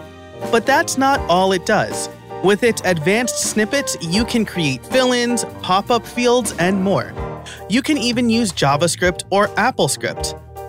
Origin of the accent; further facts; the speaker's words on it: New York, United States; I'm from New York too